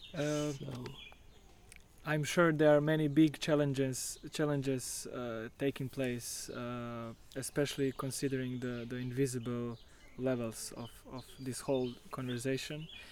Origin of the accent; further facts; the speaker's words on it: Novigrad, Istria County, Croatia; moved away; my hometown Novigrad